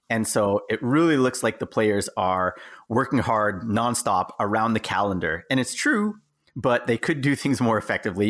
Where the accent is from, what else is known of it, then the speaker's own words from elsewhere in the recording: Canada; moved away as an adult; also born or lived in Okinawa, Japan; now in Japan; gone back to my home country, which is Canada